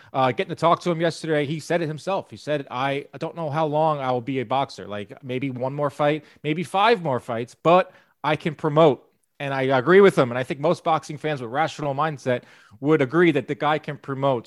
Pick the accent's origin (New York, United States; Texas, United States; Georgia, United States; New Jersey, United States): New York, United States; as a New Yorker.